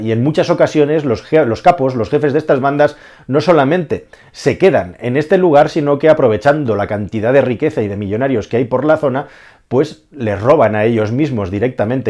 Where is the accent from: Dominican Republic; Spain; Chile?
Spain; yo que soy español y estoy rodeado de españoles